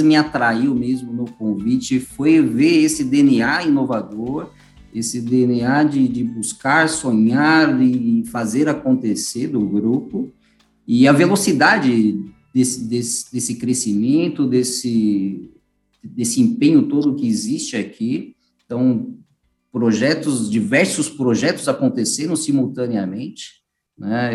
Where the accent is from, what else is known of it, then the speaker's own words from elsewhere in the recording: São Paulo, Brazil; eu sou do estado de São Paulo